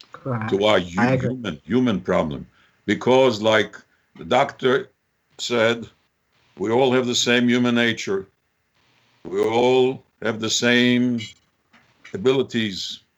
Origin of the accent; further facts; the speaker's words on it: Haifa, Haifa District, Israel; moved away; I grew up in Haifa, beautiful city on the Mediterranean, Arab children, Christian children, because the British were there, it was a British mandate, before the state started, I was there, I remember it.